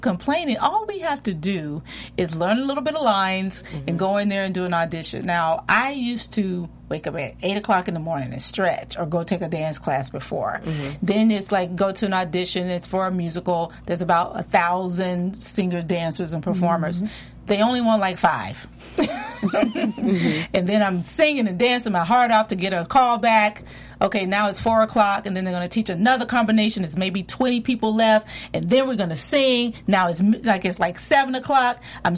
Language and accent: English; Memphis, Tennessee, United States; moved away as an adult; also born or lived in Philadelphia / New York; born and raised in Memphis, Tennessee.